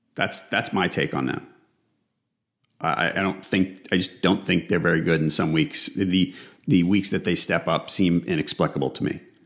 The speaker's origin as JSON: {"language": "English", "town": "New York City", "region": "New York", "country": "United States", "tie": "born or raised there", "said": "where I grew up in Staten Island"}